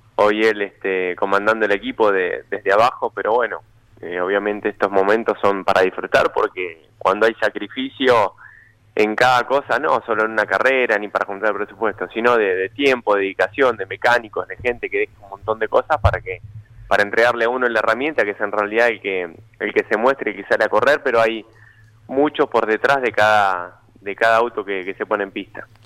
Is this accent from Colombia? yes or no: no; Benito Juárez, Buenos Aires Province, Argentina; now in Buenos Aires, Argentina; Benito Juárez, eh, nada, el pueblo que me dio muchísimo, me dio nacer, crecer ahí.